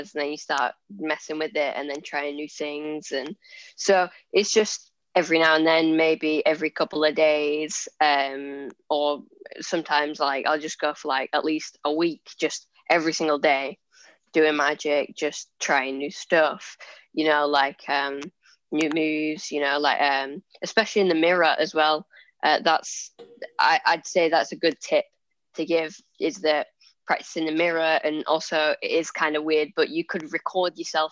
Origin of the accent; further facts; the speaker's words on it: Lancashire, North West England, United Kingdom; I'm 14 years old and I'm a magician from Lancashire in England.